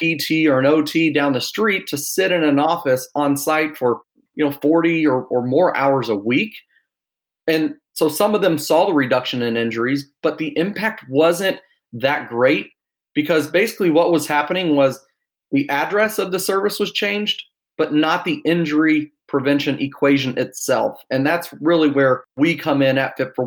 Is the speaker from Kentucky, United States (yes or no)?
yes; Louisville, Kentucky, United States; moved away as an adult; now in Austin, United States; I am from Austin, Texas, originally from Louisville.